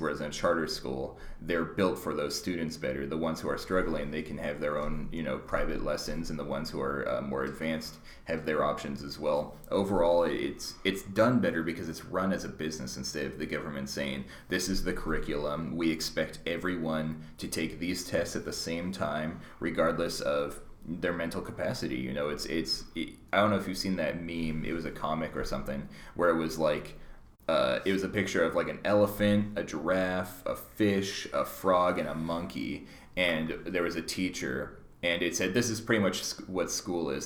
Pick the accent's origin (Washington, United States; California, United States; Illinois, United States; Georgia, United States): Washington, United States; Mercer Island; I grew up on Mercer Island